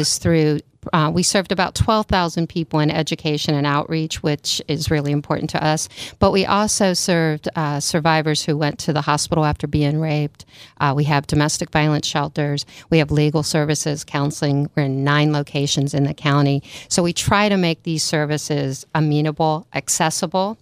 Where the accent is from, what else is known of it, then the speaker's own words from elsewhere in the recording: Maryland, United States; moved away as an adult; also born or lived in New York; now in California, United States; I grew up in Maryland, went to school in New York, and then, uh, took a road trip to California and never went home.